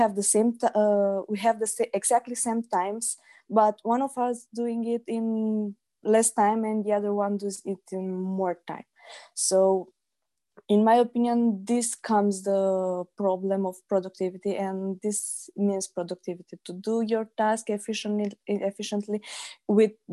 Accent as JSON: {"language": "English", "town": "Iași", "region": "Iași County", "country": "Romania", "said": "I am from Romania, Iași"}